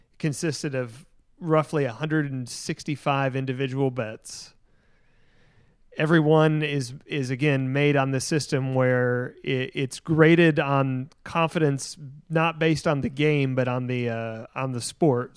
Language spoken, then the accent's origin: English; Tennessee, United States; now in Texas, United States; Tennessee, my home state, the state that I grew up